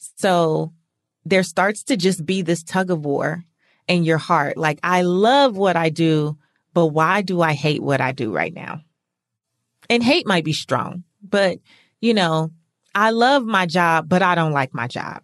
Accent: California, United States; moved away as an adult; now in Atlanta, United States; I'm from California

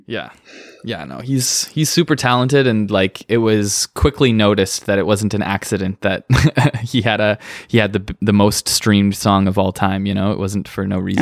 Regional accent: Manitoba, Canada; now in Hamilton, Canada; I was in a hardcore band growing up in Manitoba

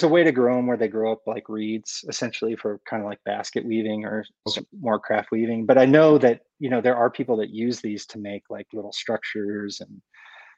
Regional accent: Iowa, United States; also born or lived in Chicago; now in Western North Carolina, United States; I grew up in Iowa.

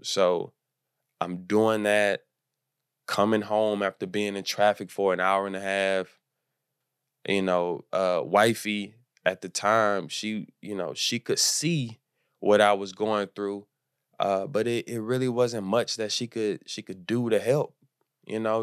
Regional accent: Houston, Texas, United States; moved away as an adult; now in Los Angeles, United States; I'm from Houston, and I moved to Los Angeles

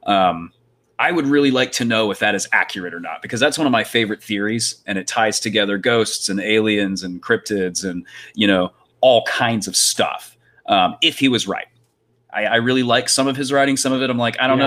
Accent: Florida, United States; I'm from Florida

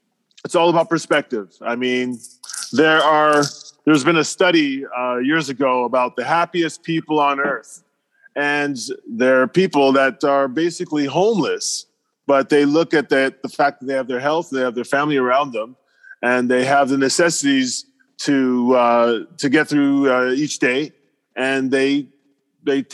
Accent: Canada; I'm from Canada and I have some kids

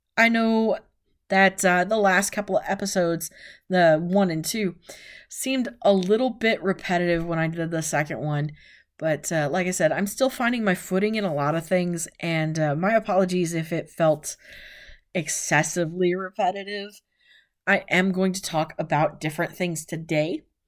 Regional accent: West Coast, United States; I was born on the West Coast

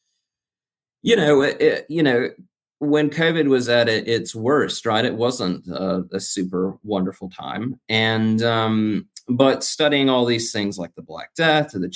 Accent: United States; I'm American.

